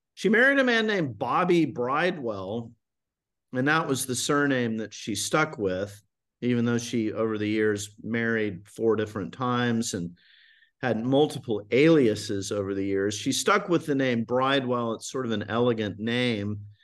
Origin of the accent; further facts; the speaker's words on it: Highland Park, Texas, United States; moved away as an adult; also born or lived in Boston / Vienna, Austria; I grew up in Highland Park